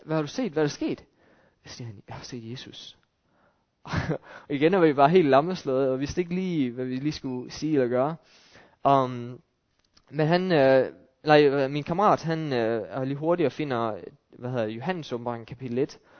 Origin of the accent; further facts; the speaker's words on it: Denmark